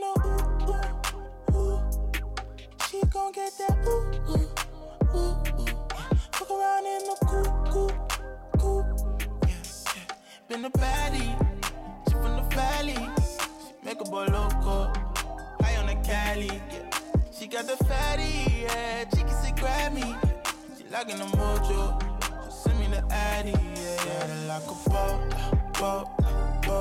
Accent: London, United Kingdom; me being a British native of London, British national

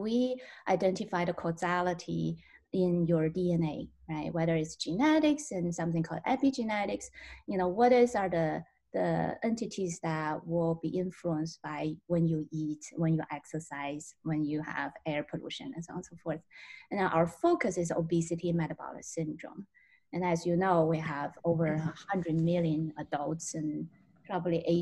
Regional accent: Tianjin, China; moved away as an adult; now in Milwaukee, United States; So I actually grew up in northern China. It's Tianjin is the name of my hometown

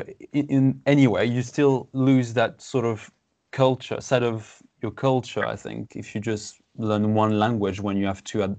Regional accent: France; first language French and Portuguese; English is a second language; now in England; I was born in France

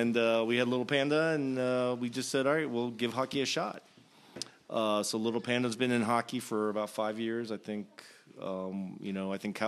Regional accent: Virginia, United States; I grew up in Virginia. I was the only child of immigrants

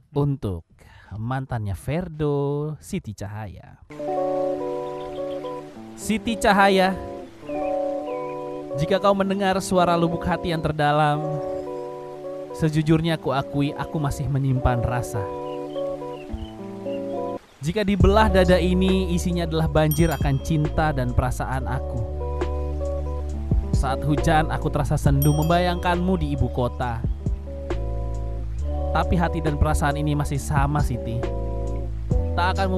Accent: Padang, West Sumatra, Indonesia; Aku orang Padang.

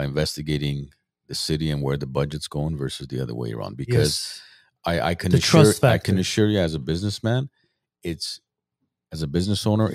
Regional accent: Armenia; now in United States; We come from Soviet Union, Armenia

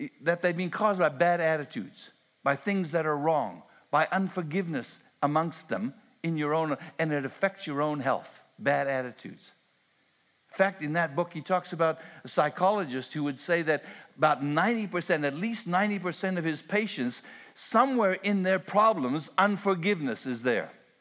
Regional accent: Canada; I'm Canadian

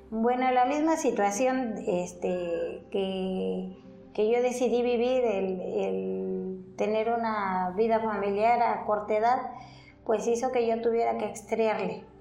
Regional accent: Mixquiahuala, Hidalgo, Mexico; aquí en Misquiahuala. Yo aquí, esta población a donde yo nací

